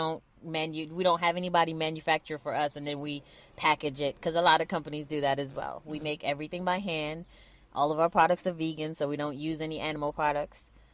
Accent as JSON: {"language": "English", "country": "Trinidad & Tobago", "said": "we're from Trinidad. So we would say, is Sixahwe doing something?"}